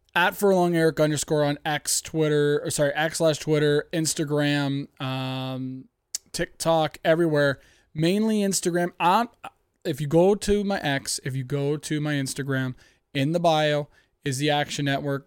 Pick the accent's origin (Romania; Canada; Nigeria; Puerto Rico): Canada; I'm from Canada